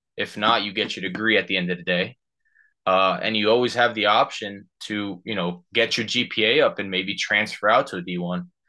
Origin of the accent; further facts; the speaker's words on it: Union, New Jersey, United States; I'm from Union, New Jersey